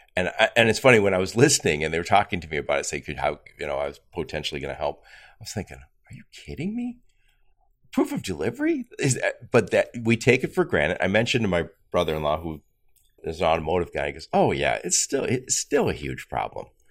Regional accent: Dearborn, Michigan, United States; I'm from Dearborn

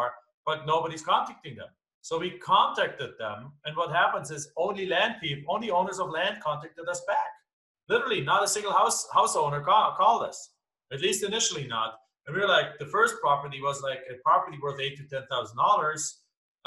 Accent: Germany; English is a second language; moved away as an adult; now in United States; as you can tell from my accent, I'm not from here. I'm from Germany originally. I came over to this country back in 1997.

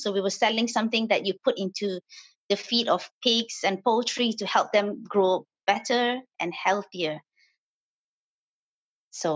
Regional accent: Malaysia; moved away as an adult; I was born and I grew up in Malaysia.

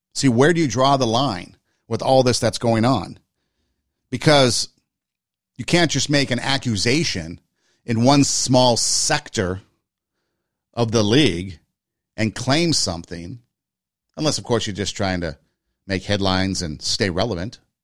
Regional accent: Glendale, California, United States; my hometown, Glendale, California

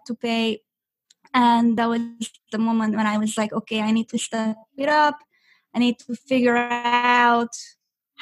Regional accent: Budapest, Hungary; English is a second language; also born or lived in Orange County, California; now in California, United States; I'm originally from Budapest, Hungary. I was born and raised there

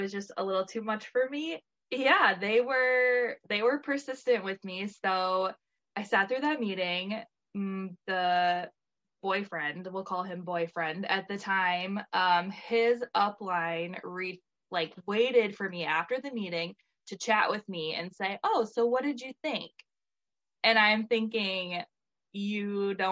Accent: Michigan, United States; I live in Michigan. I had since moved away from my hometown to go to culinary school.

